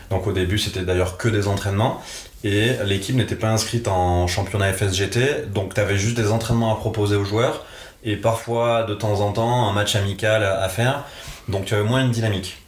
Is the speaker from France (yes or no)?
yes; Nîmes, Occitania, France; je suis originaire de Nîmes, dans le sud de la France